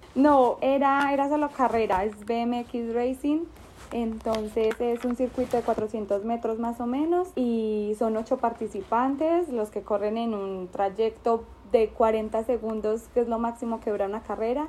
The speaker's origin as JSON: {"language": "Spanish", "region": "Bogotá", "country": "Colombia", "said": "soy de Bogotá, Colombia"}